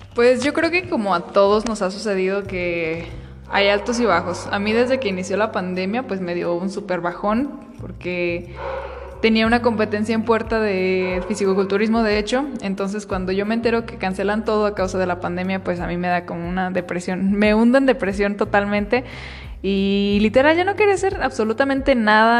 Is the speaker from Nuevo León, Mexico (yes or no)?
no; Michoacán, Mexico; resulté ser reina de fiestas patrias de, mi pueblo